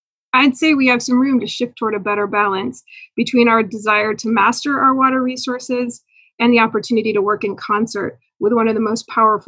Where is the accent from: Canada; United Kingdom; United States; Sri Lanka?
United States; Bay Area, California; I grew up in the Bay Area drinking pristine McCallamy River water.